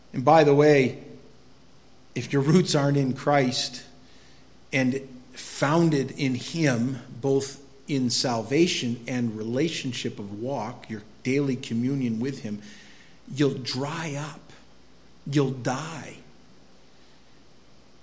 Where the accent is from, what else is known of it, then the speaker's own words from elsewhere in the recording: Quimby, Iowa, United States; I grew up in Quimby